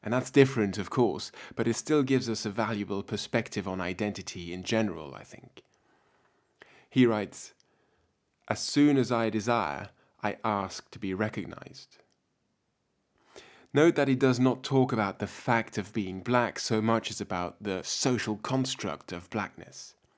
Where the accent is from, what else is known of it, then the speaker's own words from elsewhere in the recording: France; born there; also born or lived in Germany; I was born in France to a French father and a German mother. When I was young, we moved back and forth across the Rhine so that I went to school alternately in both countries.